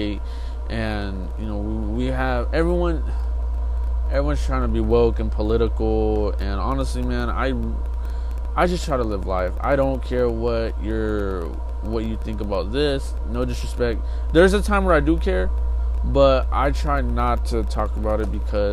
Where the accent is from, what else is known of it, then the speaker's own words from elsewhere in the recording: California, United States; I lived in California, I'm gonna move to Texas